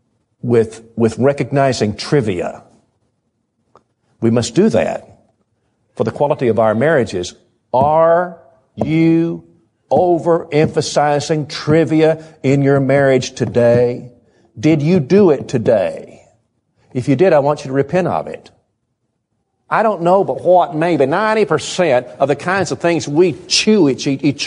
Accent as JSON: {"language": "English", "region": "the South", "country": "United States", "said": "We're from the South"}